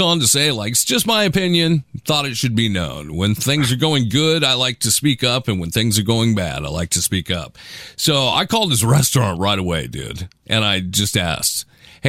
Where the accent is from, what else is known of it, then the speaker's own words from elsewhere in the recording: Seattle, Washington, United States; I'm from Seattle, dude. I live in liberal town